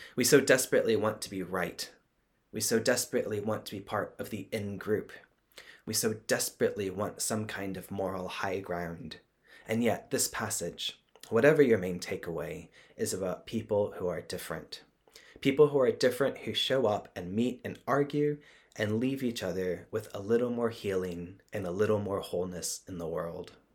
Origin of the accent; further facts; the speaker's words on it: Texas, United States; I grew up in Texas as a Southern Baptist